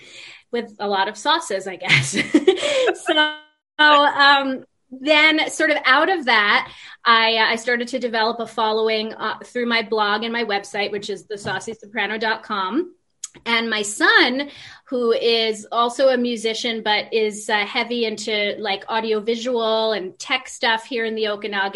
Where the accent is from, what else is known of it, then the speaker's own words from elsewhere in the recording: New York, United States; also born or lived in Argentina; now in Canada; I'm from the Big Apple